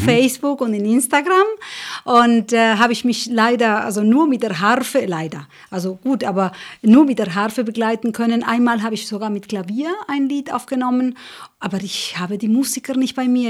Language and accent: German; Uruguay; German is a second language; moved away; also born or lived in Spain; ich komme aus, aus Uruguay, ich bin in Uruguay geboren, ich bin in Spanien auch gewachsen